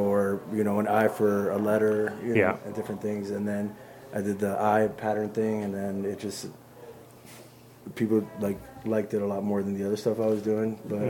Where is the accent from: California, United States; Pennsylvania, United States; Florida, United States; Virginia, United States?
Florida, United States; Miami; I grew up in Miami because my parents ran away from Castro in Cuba.